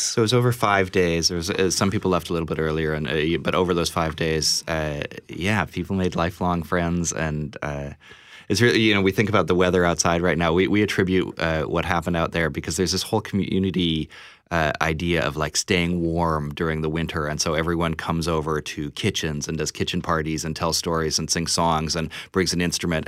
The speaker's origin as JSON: {"language": "English", "region": "Saskatchewan", "country": "Canada", "moved": "yes", "said": "I'm, I'm from Saskatchewan originally"}